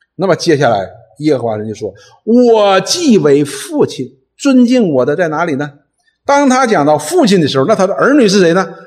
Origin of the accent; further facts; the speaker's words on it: Northeast China, China; accent: Northeastern (Dongbei) dialect; 用我们东北话讲